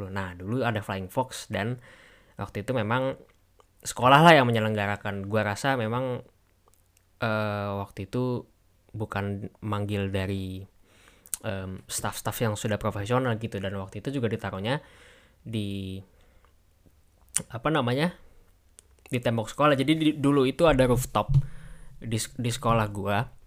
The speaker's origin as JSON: {"language": "Indonesian", "region": "Jakarta", "country": "Indonesia", "tie": "born or raised there", "said": "kayak waktu SD gue ada di Tebet SMP gue ada di Rawamangun SMA gue ada di um, Pondok Kelapa jadi tempat main gue tuh kada beda-beda gitu"}